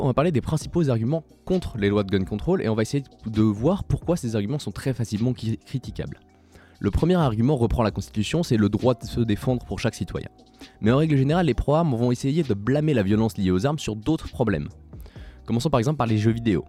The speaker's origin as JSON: {"language": "French", "country": "Switzerland", "tie": "born or raised there", "said": "J'ai nommé mon pays natal la Suisse"}